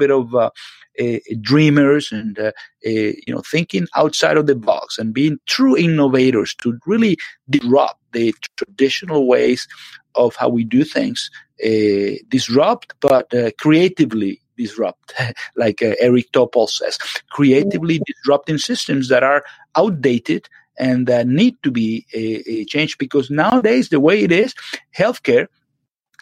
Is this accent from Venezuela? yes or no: yes; Venezuela; moved away as an adult; now in United States; Yes, I'm from Venezuela originally. I lived there all my life